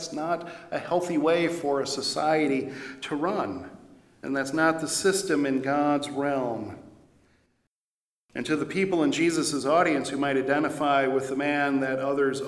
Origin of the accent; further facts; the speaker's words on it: Janesville, Wisconsin, United States; now in Eau Claire, United States; going down to Janesville, my hometown